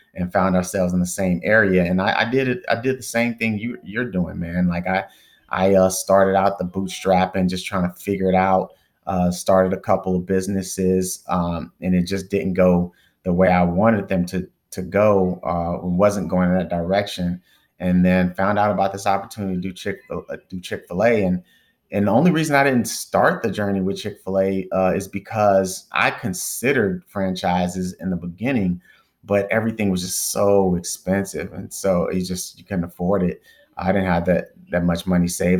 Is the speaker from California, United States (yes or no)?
no; Dallas, Texas, United States; moved away as an adult; also born or lived in Northeast United States; I'm originally from Dallas, Texas